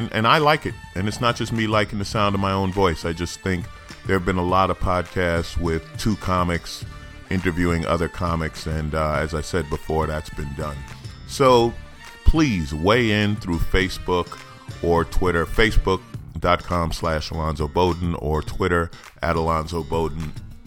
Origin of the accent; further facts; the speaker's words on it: New York, United States; I was born in New York, grew up in St. Albans